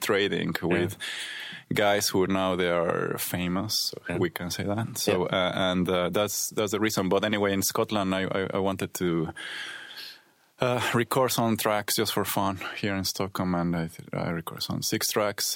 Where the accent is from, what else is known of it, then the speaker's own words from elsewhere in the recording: Mexico City, Mexico; moved away as an adult; also born or lived in Berlin, Germany; now in Sweden; I come from Mexico City.